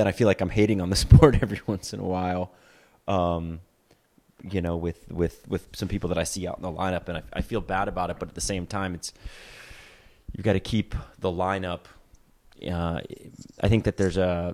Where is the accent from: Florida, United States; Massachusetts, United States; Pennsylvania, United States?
Florida, United States; Gainesville; I grew up in Gainesville, Florida, but I surfed in St. Augustine, Florida